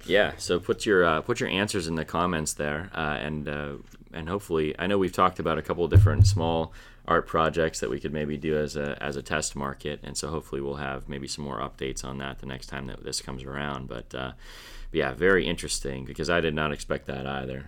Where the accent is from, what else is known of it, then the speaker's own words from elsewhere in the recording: Midwest, United States; now in Pennsylvania, United States; I'm from the Midwest. Now, I, I lived on a, a lake, you know, the, the second half of my growing up life, but the first half of my life was just on the prairie in the Midwest